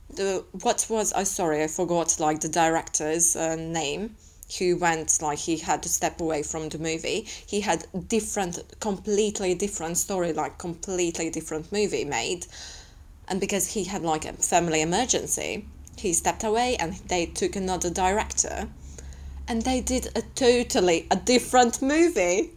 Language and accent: English; Latvia; I'm from Latvia